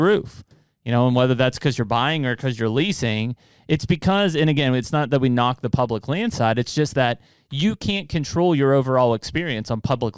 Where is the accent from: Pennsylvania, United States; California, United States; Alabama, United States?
Pennsylvania, United States; Western; when I grew up here in Western Pennsylvania